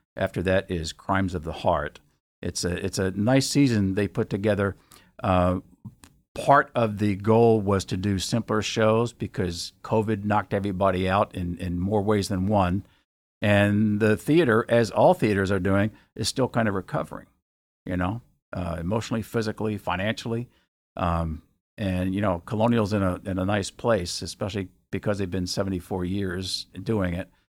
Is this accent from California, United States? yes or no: no; Bowie, Maryland, United States; I grew up in Bowie and did a lot of theater in, uh, in Bowie